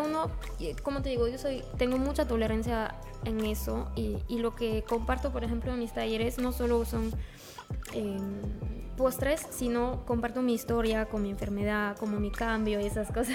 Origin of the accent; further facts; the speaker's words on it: France; Spanish is a second language; moved away as an adult; now in Peru; soy de Francia y he llegado a Perú hace casi cuatro años